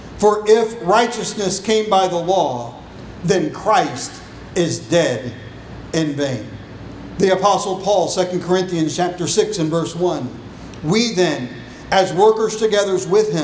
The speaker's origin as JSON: {"language": "English", "country": "United States", "said": "As an American"}